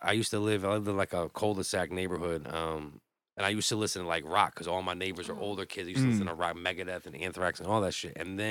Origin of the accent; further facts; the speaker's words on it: Southington, Connecticut, United States; I'm from Southington.